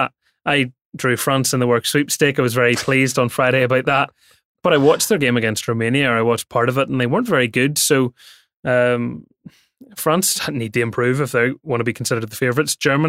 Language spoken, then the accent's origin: English; Northern Ireland, United Kingdom; the Northern Irish way is we can say words like mate and sound really menacing.